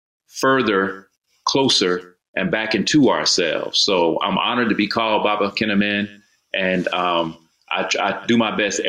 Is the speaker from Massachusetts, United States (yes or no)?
no; Mobile, Alabama, United States; born there; now in Atlanta, United States; I was born in Mobile, Alabama, but my father was in the military. So I've lived and moved all around the world.